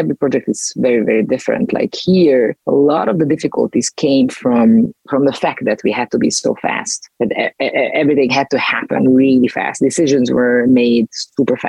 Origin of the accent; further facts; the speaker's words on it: Budapest, Hungary; in Budapest, my hometown, because I'm Hungarian